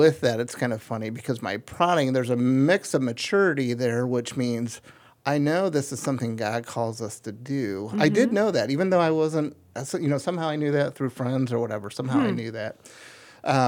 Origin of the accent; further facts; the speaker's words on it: Akron, Ohio, United States; also born or lived in Copley, Ohio; I grew up on North Hill, so very close to St. Thomas Hospital